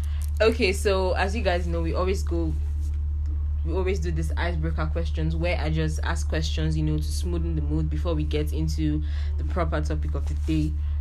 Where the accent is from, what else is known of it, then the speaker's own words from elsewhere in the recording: Nigeria; I love being Nigerian, but I don't like being in the country.